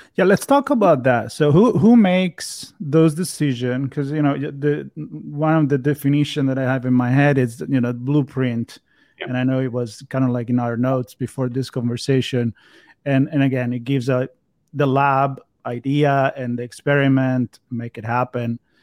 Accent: Florence, Tuscany, Italy; now in Los Angeles, United States; So I come from Europe, from Florence

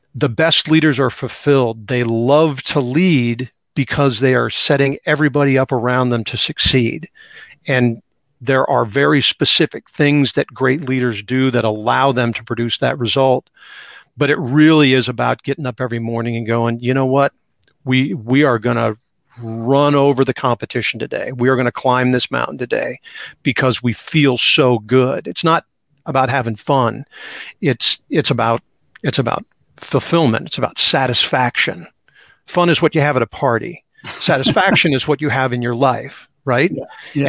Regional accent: Seattle, Washington, United States; growing up in Seattle

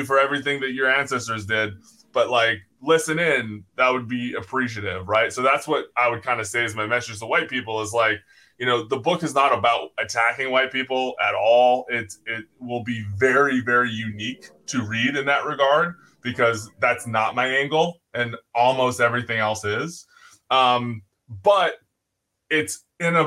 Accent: United States; we're American

